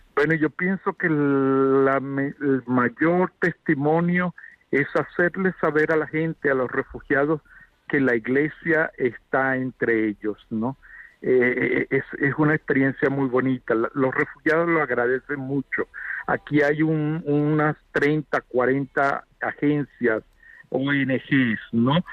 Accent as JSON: {"language": "Spanish", "country": "Venezuela", "tie": "born or raised there", "moved": "as an adult", "lives_now": "Uganda", "said": "soy venezolano de nacimiento y bueno, eh, me ha tocado también vivir la experiencia de, de dejar Venezuela"}